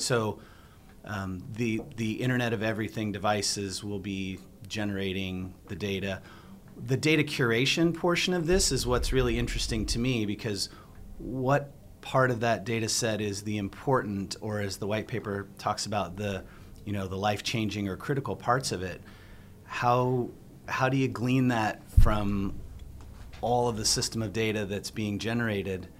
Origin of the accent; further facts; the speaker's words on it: Southern California, United States; now in Arizona, United States; I grew up in Southern California